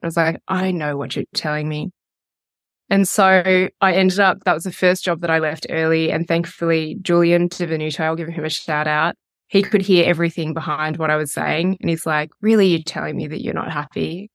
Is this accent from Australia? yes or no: yes; Melbourne, Victoria, Australia; now in Wanaka, New Zealand; I am living in Wanaka, so just over the hill from you, and I am from Melbourne, Australia